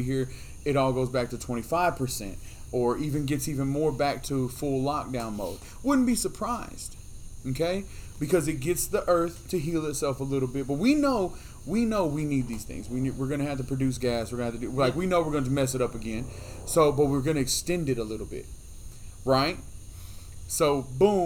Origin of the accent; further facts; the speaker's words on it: United States; as American people